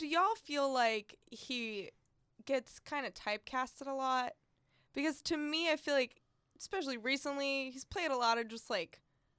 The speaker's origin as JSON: {"language": "English", "town": "Killeen", "region": "Texas", "country": "United States", "tie": "born or raised there", "said": "I grew up in Killeen at the time"}